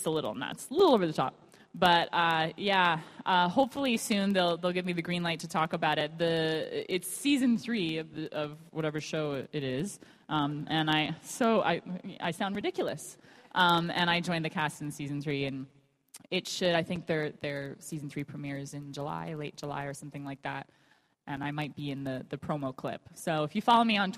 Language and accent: English; Canada; I'm from Canada